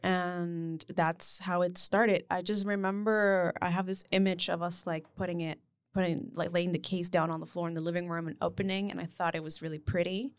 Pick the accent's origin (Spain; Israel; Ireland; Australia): Spain; moved away; I grew up in Spain